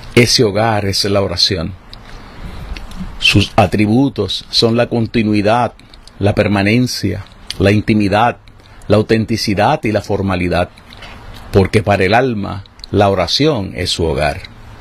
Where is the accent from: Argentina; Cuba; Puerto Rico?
Puerto Rico; las situaciones en las que vivimos como puertorriqueños